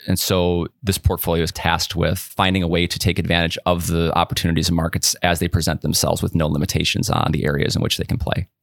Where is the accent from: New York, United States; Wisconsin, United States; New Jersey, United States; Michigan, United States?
Wisconsin, United States; Whitewater; also born or lived in Madison, Wisconsin; I grew up in Whitewater, which is about an hour southeast of Madison